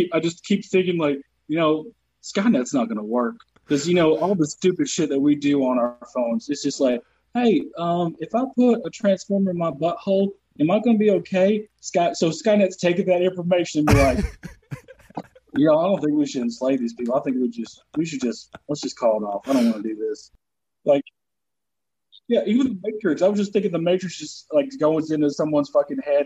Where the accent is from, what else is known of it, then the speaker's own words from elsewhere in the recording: the South, United States; accent: Southern; moved away as an adult; also born or lived in North Carolina / Michigan / Baltimore / Detroit; now in Los Angeles, United States; I'm from the South